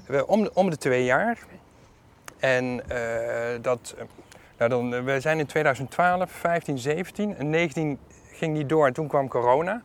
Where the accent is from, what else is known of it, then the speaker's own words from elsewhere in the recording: Netherlands; Ik ben half Griek. Mijn vader is Griek, mijn moeder was Nederlandse. En eh, ik ben hier wel geboren en getogen